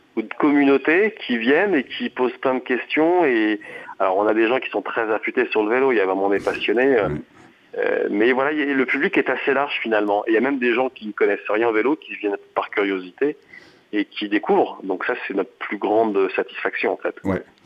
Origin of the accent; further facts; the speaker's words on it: Picardy, Hauts-de-France, France; moved away; also born or lived in French Alps; je suis né en Picardie, au bord des forêts d'Alat